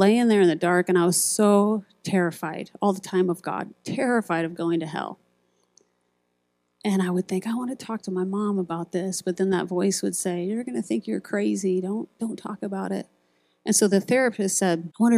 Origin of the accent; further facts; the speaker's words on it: Iowa, United States; I grew up in Iowa